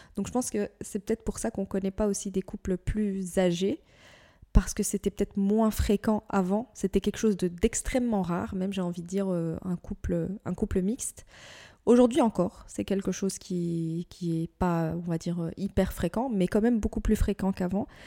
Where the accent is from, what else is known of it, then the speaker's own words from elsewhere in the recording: Morocco; je suis marocaine